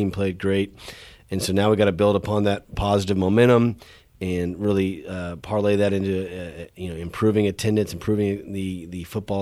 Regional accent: Houston, Texas, United States; moved away as an adult; now in Murfreesboro, United States; Originally, I'm from Houston, Texas

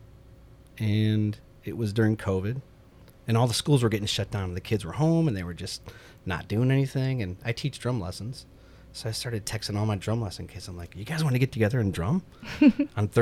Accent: Detroit, Michigan, United States; now in Murfreesboro, United States; I'm originally born and raised in Detroit, Michigan area

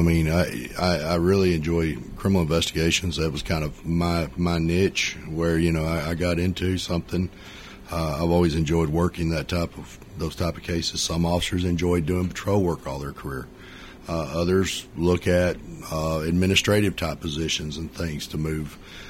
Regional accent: Winchester, Tennessee, United States; moved away as an adult; now in Murfreesboro, United States; I'm originally from Winchester.

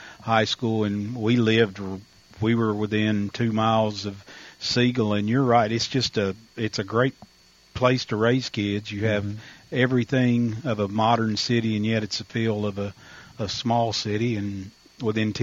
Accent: Russellville, Arkansas, United States; moved away; I grew up 80 miles east of there in Russellville, which is, we were directly between Little Rock and Fort Smith

